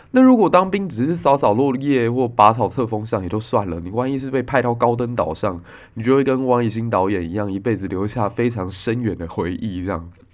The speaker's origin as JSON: {"language": "Chinese", "region": "Kaohsiung", "country": "Taiwan", "said": "我高雄人可能就在左营"}